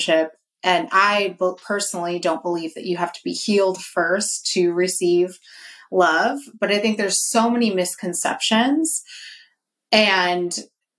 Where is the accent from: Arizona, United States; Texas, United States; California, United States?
California, United States; Northern; I'm from NorCal